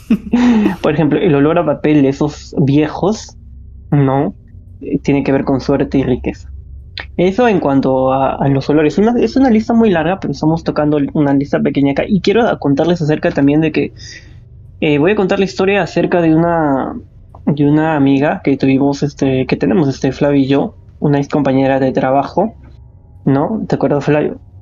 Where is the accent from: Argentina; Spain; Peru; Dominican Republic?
Peru; somos de Perú